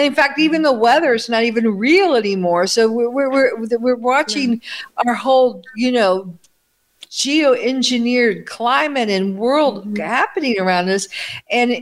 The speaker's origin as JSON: {"language": "English", "country": "United States", "tie": "born or raised there", "moved": "as an adult", "lives_now": "Italy", "said": "growing up in America with McDonald's, TV dinners, space food sticks, all this artificial food"}